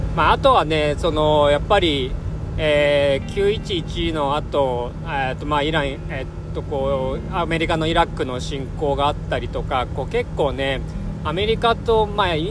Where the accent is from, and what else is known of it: Japan